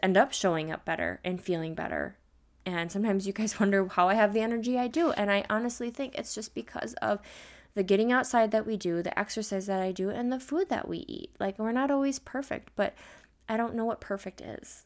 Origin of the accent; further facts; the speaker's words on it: Midwest, United States; I'm an American, I'm a Midwest girl